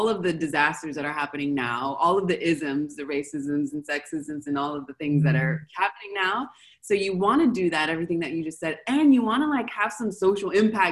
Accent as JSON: {"language": "English", "country": "United States", "moved": "as an adult", "lives_now": "Argentina", "said": "my home country, the States"}